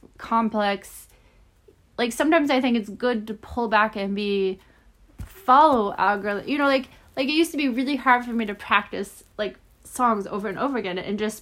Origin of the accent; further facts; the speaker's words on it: Omaha, Nebraska, United States; I was born in Omaha